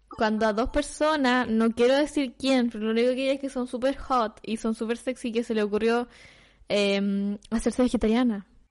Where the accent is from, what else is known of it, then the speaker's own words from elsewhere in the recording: Los Ángeles, Biobío, Chile; somos de Los Ángeles